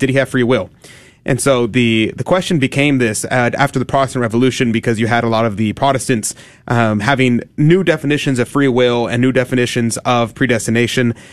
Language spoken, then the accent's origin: English; United States; we're Americans